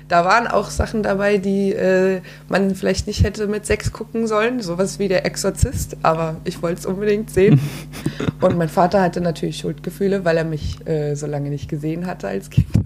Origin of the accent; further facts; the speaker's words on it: Frankfurt, Hesse, Germany; ich komme aus Frankfurt.